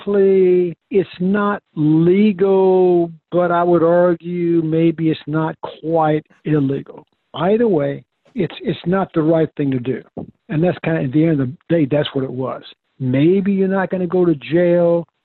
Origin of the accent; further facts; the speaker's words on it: Lexington, Kentucky, United States; also born or lived in Santa Barbara; now in Texas, United States; I grew up in Lexington, Kentucky with … and …